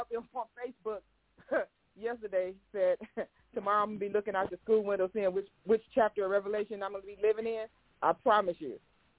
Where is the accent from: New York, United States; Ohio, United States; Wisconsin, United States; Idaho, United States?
Ohio, United States; Cleveland; now in Virginia, United States; I'm from Cleveland.